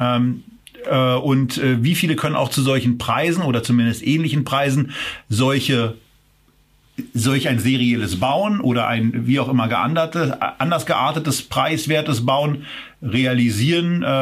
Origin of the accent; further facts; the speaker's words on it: Berlin, Germany; Also ich könnte mir eben äh, als, als Berliner in Brandenburg schon vorstellen